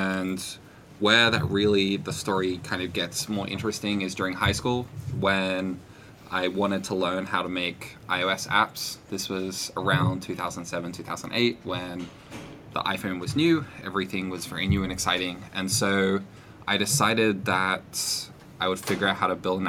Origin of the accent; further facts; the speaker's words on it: Australia; I'm an Australian visiting the US.